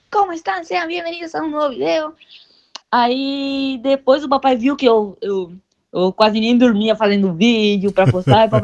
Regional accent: Venezuela; Já estou planejando ir para outros estados também, para minha terra, Venezuela.

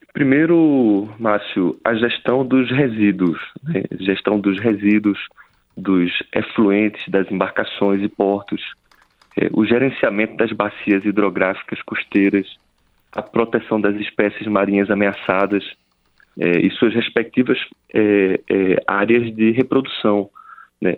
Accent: Northeast Region, Brazil; nós que somos do Nordeste

